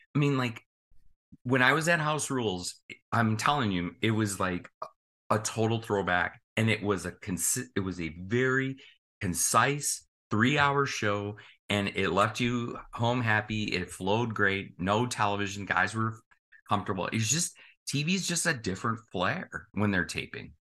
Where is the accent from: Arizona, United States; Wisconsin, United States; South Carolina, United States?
Wisconsin, United States; Milwaukee; now in Ohio, United States; I live in Ohio, as many of you know, but obviously my hometown is here in Milwaukee.